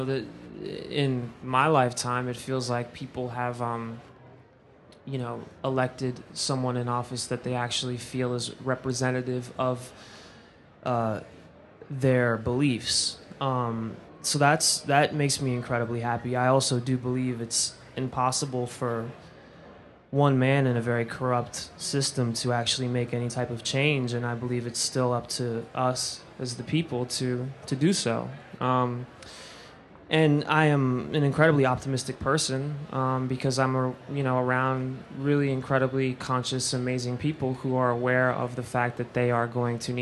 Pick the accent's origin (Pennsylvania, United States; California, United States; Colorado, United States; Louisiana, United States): Pennsylvania, United States; Philadelphia; moved away; It's my hometown